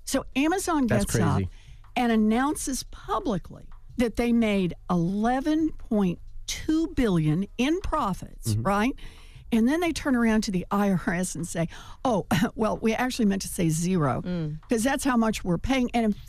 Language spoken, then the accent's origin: English; Oklahoma, United States; So I grew up in Oklahoma.